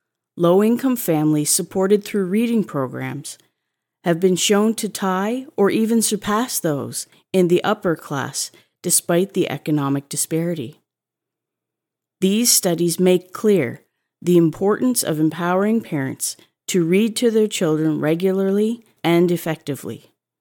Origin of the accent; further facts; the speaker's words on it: Saskatchewan, Canada; Growing up in Saskatchewan, I remember lounging in an antique carpeted bathtub, the kind with legs, which sat in the kids' section of my small town library.